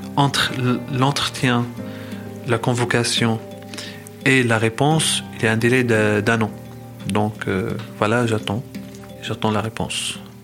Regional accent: Damascus, Damascus Governorate, Syria; French is a second language; moved away as an adult; also born or lived in Moscow, Russia / Sevran, France; now in France; j'ai passé toute mon enfance en Syrie. Je suis resté à Damas jusqu'à quand j'avais 25 ans

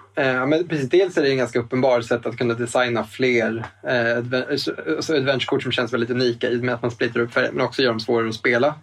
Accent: Eskilstuna, Södermanland, Sweden; now in Stockholm, Sweden; spelbutiken hemma i Eskilstuna. Vi bor ju båda i Stockholm

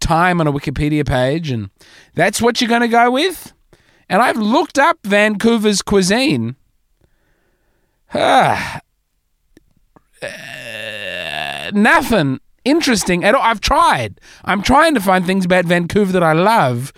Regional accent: Australia; As an Australian

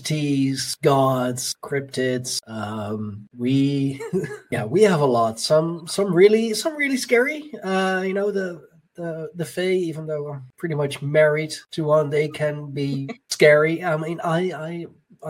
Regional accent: Netherlands; myself being Dutch

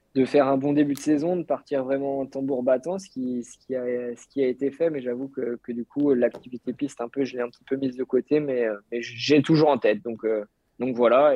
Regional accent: France; je suis français

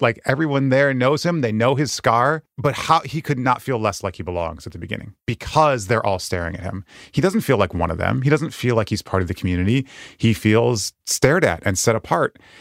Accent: Western Michigan, United States; moved away as an adult; also born or lived in Japan; I grew up in Western Michigan

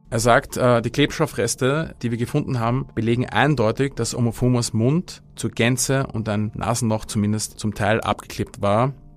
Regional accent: Austria; als Österreicher

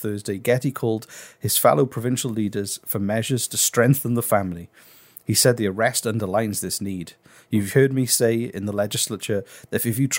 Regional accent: Wales, United Kingdom; I'm from Wales

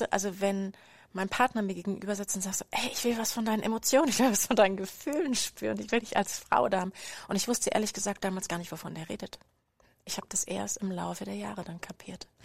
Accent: Berlin, Germany; moved away as an adult; also born or lived in former GDR; now in Freiburg, Germany; Ich bin eigentlich Berlinerin

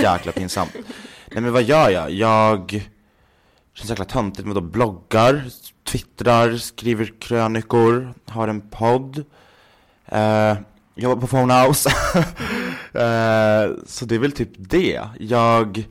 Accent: Gävle, Gävleborg County, Sweden; moved away as an adult; now in Stockholm, Sweden; jag är uppvuxen i Gävle

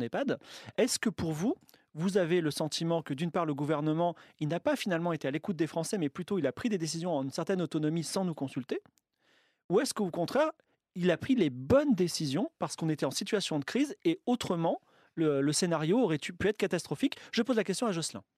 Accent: France; nous, en tant que Français

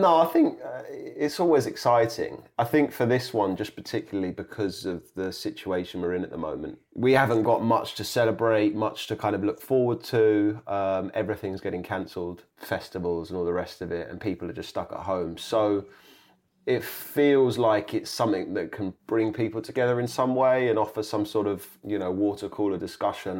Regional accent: Kingston upon Thames, London, United Kingdom; a kind of comedy drama set in my hometown, set in, set in Kingston

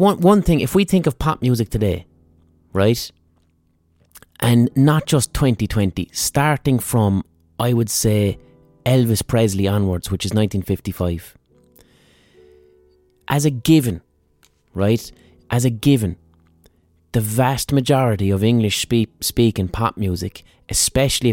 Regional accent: Ireland; Irish people, in terms of diasporas, all right, we've been emigrating from Ireland for centuries

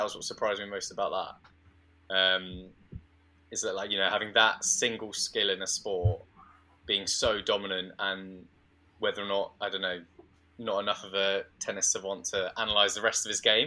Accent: United Kingdom; I'm British

